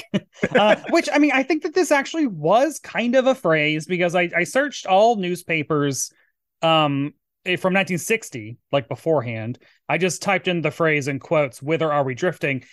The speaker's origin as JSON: {"language": "English", "region": "Tennessee", "country": "United States", "moved": "yes", "said": "Tennessee, my home state"}